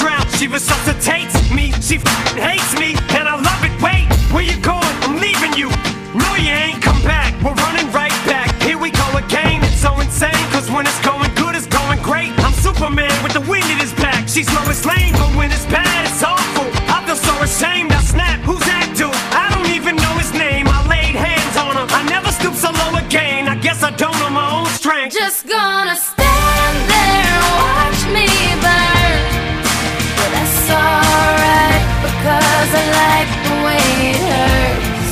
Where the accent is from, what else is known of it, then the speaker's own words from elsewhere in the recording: Australia; now in Dubai, United Arab Emirates; Growing up in Australia